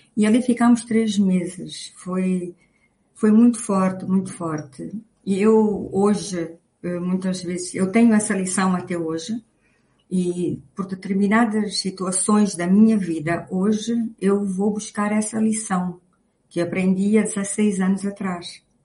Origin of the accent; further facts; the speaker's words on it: Luanda, Luanda Province, Angola; nasci em Luanda